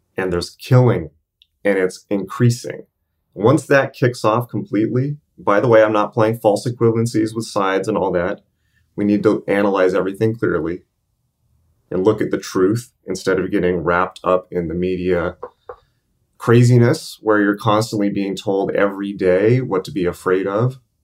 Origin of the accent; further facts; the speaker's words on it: United States; I'm American